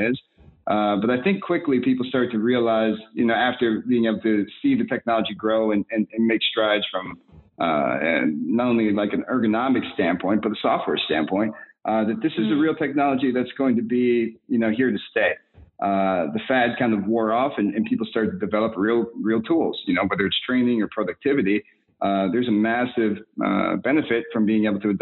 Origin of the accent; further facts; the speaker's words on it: Milwaukee, Wisconsin, United States; also born or lived in New York; my hometown in Milwaukee